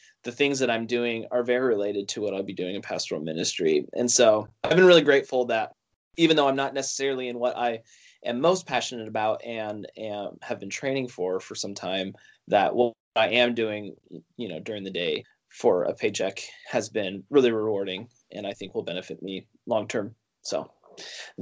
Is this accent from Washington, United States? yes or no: yes; Northwest Washington, United States; moved away as an adult; also born or lived in Chicago; I'm from Northwest Washington, very northwest corner, about halfway between Seattle and the Canadian border. If you've ever heard of the Skagit Valley Tulip Festival, that's the thing my town is known for, and that's where I'm from